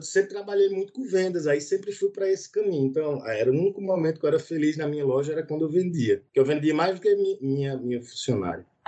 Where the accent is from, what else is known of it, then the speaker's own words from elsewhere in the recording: Northeast Region, Brazil; accent: Nordestino; eu sou nordestino